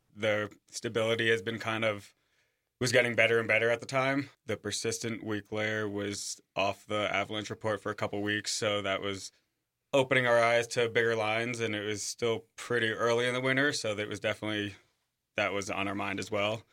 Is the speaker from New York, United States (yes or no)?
yes; Suffolk, New York, United States; moved away as an adult; also born or lived in Breckenridge, Colorado / South Lake Tahoe; now in Jackson, United States; I'm originally from Suffolk, New York